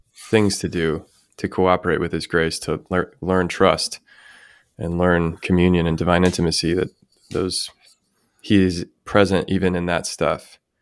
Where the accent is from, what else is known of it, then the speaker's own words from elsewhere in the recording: United States; my hometown, where my parents still live